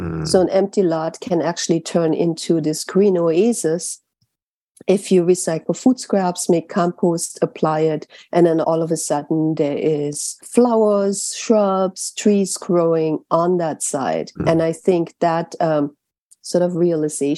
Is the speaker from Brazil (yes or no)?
no; Germany; now in New York City, United States; I grew up in Germany.